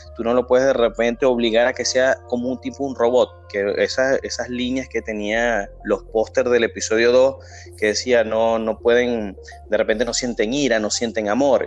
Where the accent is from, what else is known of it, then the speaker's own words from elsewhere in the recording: Maracaibo, Zulia, Venezuela; nosotros somos de Maracaibo